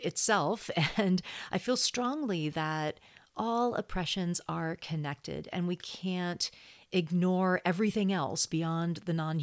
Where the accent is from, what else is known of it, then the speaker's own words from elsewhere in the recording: Texas, United States; I grew up in Texas. I went to school in Texas